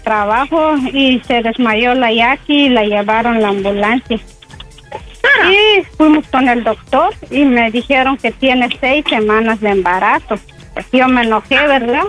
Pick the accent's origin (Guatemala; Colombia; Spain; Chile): Guatemala; moved away as an adult; now in Los Angeles, United States; llevo cuatro años y soy de Guatemala